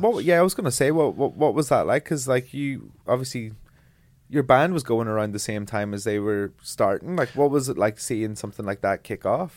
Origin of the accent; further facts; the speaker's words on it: Ireland; being an Irish person and being proud of my Irish culture and heritage